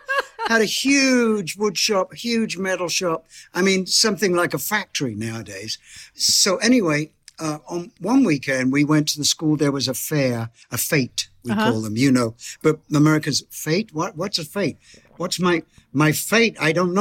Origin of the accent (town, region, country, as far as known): Bromley, London, United Kingdom; born or raised there